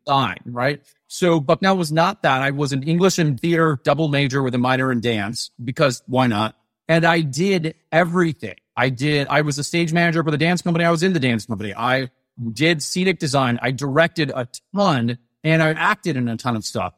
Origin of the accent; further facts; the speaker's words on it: Atlanta, Georgia, United States; I grew up in Atlanta